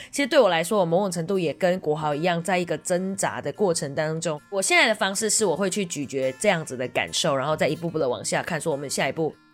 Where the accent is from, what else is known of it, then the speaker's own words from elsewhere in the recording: Malaysia; now in Taiwan; 我来自马来西亚，从马来西亚来到台湾